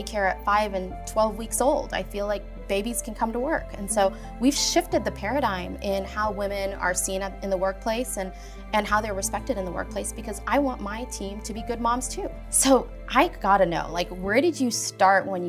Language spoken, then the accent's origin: English; South Africa; moved away; I'm from South Africa